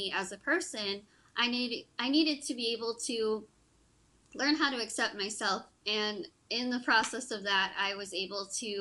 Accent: Texas, United States; I'm from Texas

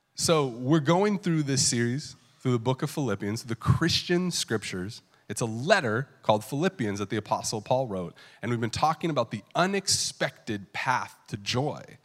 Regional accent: California, United States; I grew up in California

